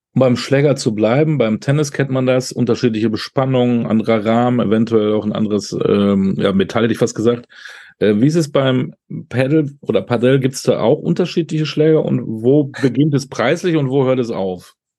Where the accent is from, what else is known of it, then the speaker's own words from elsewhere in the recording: Münster, North Rhine-Westphalia, Germany; Ich bin ja Münsteraner